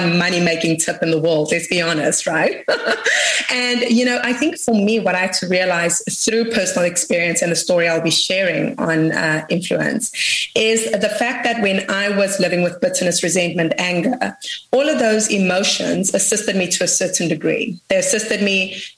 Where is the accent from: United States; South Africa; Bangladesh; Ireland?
South Africa; I come from South Africa.